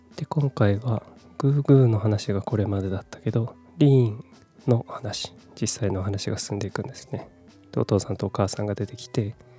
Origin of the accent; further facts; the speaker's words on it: Kumamoto, Japan; moved away as an adult; also born or lived in Fukuoka / Tokyo; 18歳から福岡30歳から東京で暮らし35歳で会社を辞め地元の熊本で